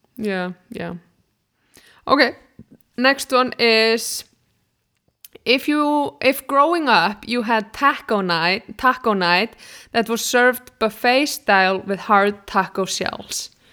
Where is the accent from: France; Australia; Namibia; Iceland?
Iceland; moved away; I'm from Iceland